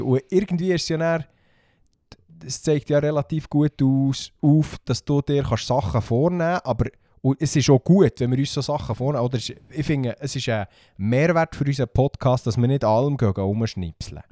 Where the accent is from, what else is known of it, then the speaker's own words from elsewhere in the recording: Bernese Oberland, Switzerland; bei uns im Berner Oberland